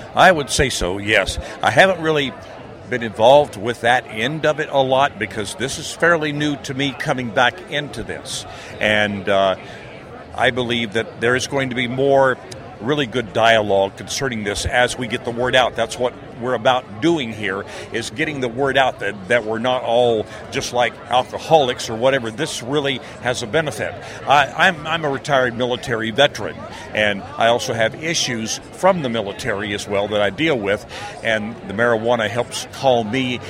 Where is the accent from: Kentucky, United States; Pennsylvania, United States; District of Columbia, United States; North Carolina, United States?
Pennsylvania, United States; near Philadelphia; now in Alaska, United States; I grew up in the Northeast near Philadelphia